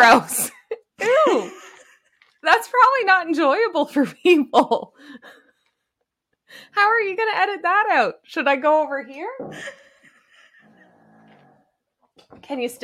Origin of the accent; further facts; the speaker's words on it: New Brunswick, Canada; also born or lived in Halifax, Nova Scotia; I was in Nova Scotia for 6 years and then moved back to my hometown in New Brunswick